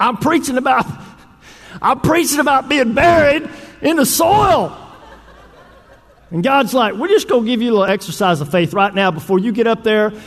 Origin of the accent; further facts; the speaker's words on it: Northeast Texas, United States; I grew up in Northeast Texas.